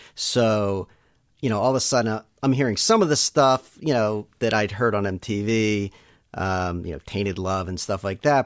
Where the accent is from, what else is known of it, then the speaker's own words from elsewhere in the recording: Elkins Park, Pennsylvania, United States; also born or lived in Pittsburgh; I'm a Philly area guy. Grew up um, mostly in Elkins Park, uh, which is a suburb of Philly